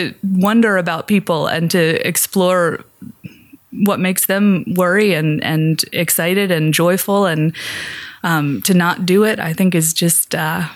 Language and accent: English; Pennsylvania, United States; I grew up in small town Pennsylvania in a series of small towns.